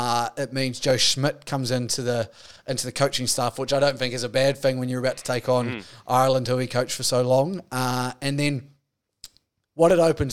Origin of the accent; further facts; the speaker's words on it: New Zealand; I've got them lined up as a New Zealander.